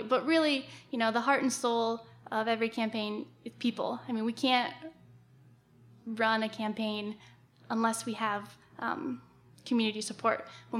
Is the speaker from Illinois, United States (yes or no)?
no; Salem, Oregon, United States; I grew up in Salem near the Willamette River